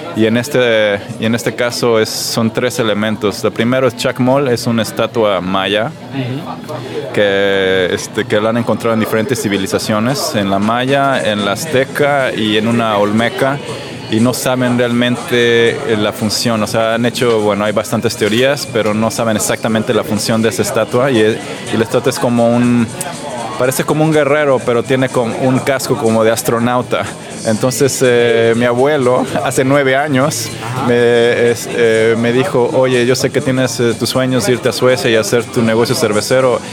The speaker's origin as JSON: {"language": "Spanish", "region": "Mexico City", "country": "Mexico", "moved": "as an adult", "lives_now": "Stockholm, Sweden", "said": "soy mexicano de la Ciudad de México y vivo en Estocolmo de hace cinco años"}